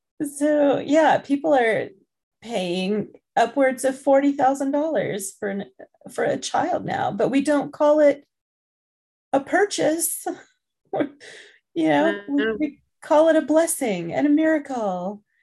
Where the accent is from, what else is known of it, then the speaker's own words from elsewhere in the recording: England, United Kingdom; born there; I guess I have to be careful because I was born in England.